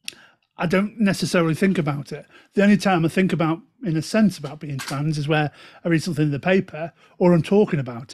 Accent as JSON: {"language": "English", "town": "Stoke-on-Trent", "region": "West Midlands", "country": "United Kingdom", "said": "Hey up, ducks, as I'm saying from Stoke"}